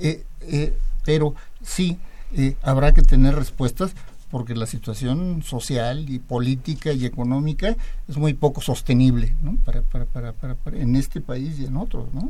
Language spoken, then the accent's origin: Spanish; Mexico